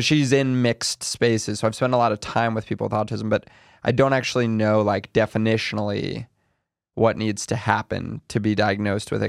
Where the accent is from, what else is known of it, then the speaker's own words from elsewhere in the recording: New York City, New York, United States; I'm from New York City